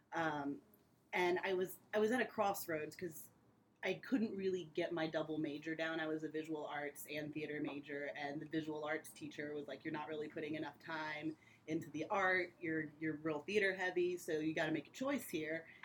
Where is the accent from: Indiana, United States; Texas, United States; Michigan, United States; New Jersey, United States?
Indiana, United States; Indianapolis; I'm from Indy. I used to tour um, in a production right after college, so I was gone for a few years, and then I came back